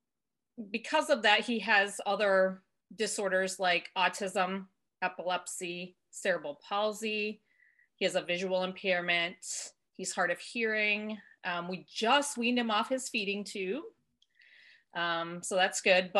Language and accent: English; Michigan, United States; I was born and raised in Michigan